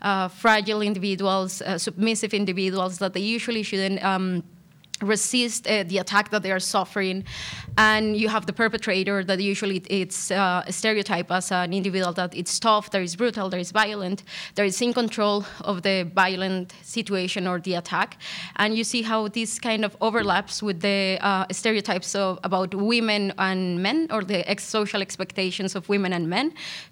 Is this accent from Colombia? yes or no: yes; Colombia; I'm originally from Colombia. I'm a qualified lawyer back in Colombia